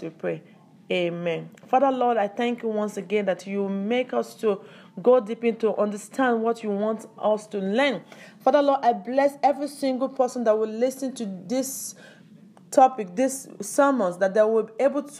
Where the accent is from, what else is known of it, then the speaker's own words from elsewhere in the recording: Nigeria; I belong to Yorubas, or I come to Africa, I'm Nigeria, I'm not from Cameroon, I'm not from Ghana